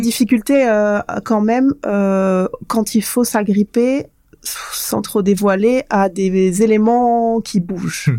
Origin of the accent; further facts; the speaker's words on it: Provence-Alpes-Côte d'Azur, France; moved away; also born or lived in the Far North (Grand Nord); je suis originaire euh, de la Côte d'Azur